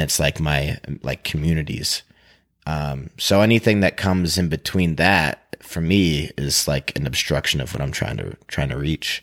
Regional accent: Maine, United States; moved away as an adult; now in Utah, United States; I come from Maine, and, like, it's very rural

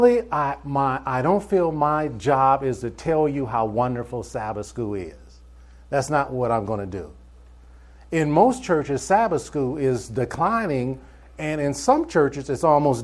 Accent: Cleveland, Ohio, United States; moved away as an adult; also born or lived in Michigan / New York; now in Atlanta, United States; I was born in Cleveland, Ohio. And I just got tired of cold weather. I lived in Ohio, I lived in Michigan, I lived in New York

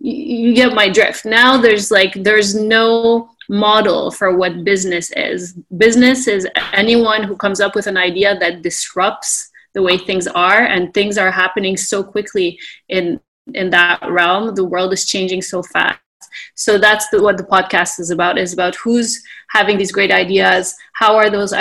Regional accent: Canada; also born or lived in Texas, United States; now in Beirut, Lebanon; I was born in Canada

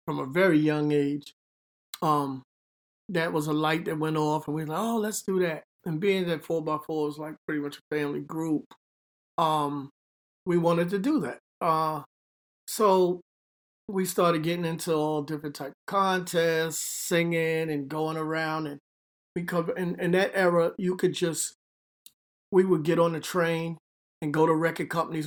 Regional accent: New York City, New York, United States; moved away as an adult; now in Hackensack, United States; I'm from the Bronx, Bronx, New York, High Bridge, a little section, High Bridge area of the Bronx

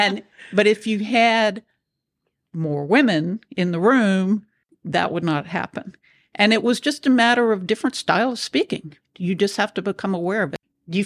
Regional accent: the South, United States; especially growing up in the South, I had a way of communicating that was very deferential.

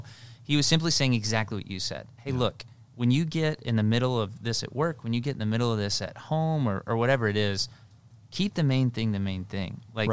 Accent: Tennessee, United States; I had a pastor growing up in Tennessee, and so that'll explain the how homey this saying is

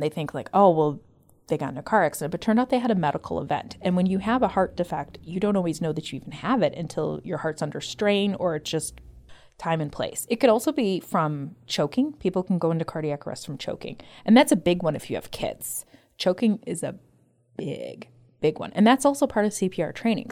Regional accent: Evergreen Park, Illinois, United States; moved away as an adult; now in Arizona, United States; I'm actually from Evergreen Park.

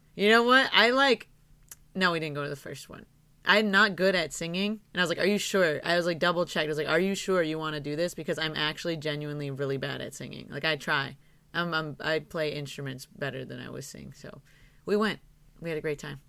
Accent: Michigan, United States; I grew up in Michigan

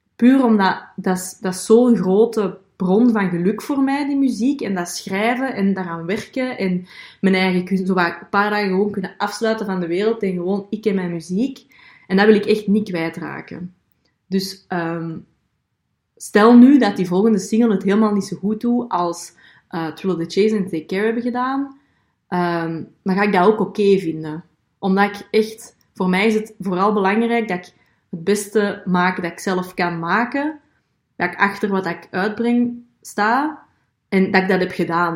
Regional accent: Belgium; ik ben een Belgische

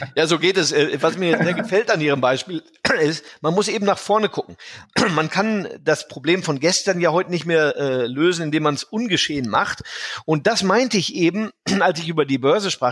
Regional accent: Germany; now in United States; dass ich äh, ein Deutscher in Amerika bin

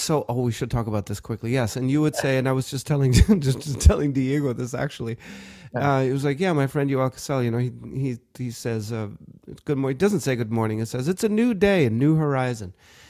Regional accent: Germany; also born or lived in South Africa; now in United States; And I was still trying to adjust to my new life in America, you know, after growing up in Germany and in Africa and South Africa, you know, like everything was different here

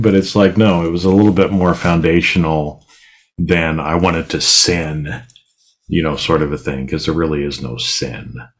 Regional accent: Boise, Idaho, United States; I grew up in Boise, so it's not like there's a bunch of water there

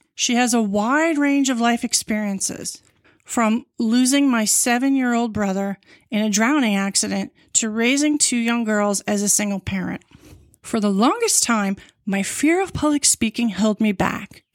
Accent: Long Island, New York, United States; I was born in New York City, and moved to Long Island, where, when I was six.

